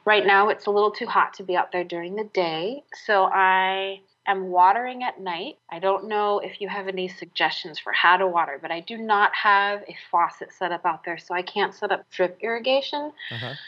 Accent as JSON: {"language": "English", "town": "San Francisco", "region": "California", "country": "United States", "tie": "born or raised there", "moved": "yes", "said": "I grew up in San Francisco"}